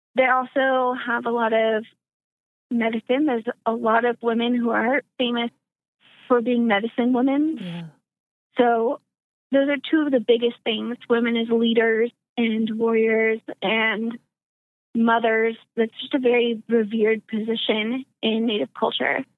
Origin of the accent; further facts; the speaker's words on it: Arkansas, United States; moved away; I'm originally from the South, um, Arkansas specifically.